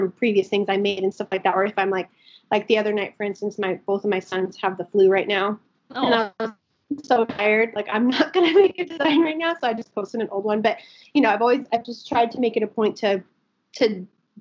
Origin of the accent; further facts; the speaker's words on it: Albuquerque, New Mexico, United States; I am from Albuquerque, New Mexico. I've lived here my entire life. So I'm born and raised.